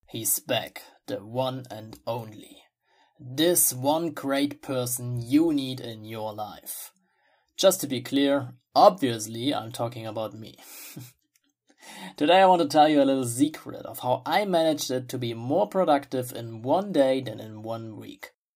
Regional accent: Germany; English is a second language; I'm from Germany myself

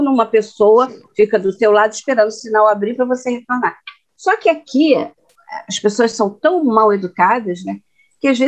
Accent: Minas Gerais, Brazil; eu sou de Minas

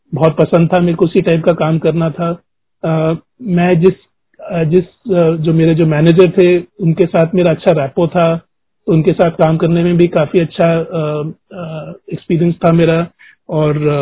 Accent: Delhi, India; moved away; हम ओरिजिनली दिल्ली के रहने वाले हैं

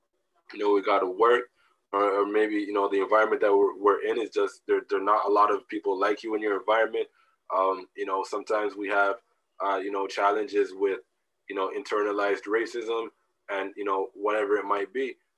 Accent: Jamaica; But even within me being a Jamaican person, I can't open up to every Jamaican person on the planet

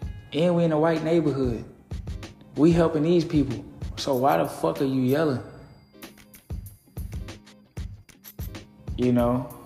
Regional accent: Little Rock, Arkansas, United States; growing up in Little Rock

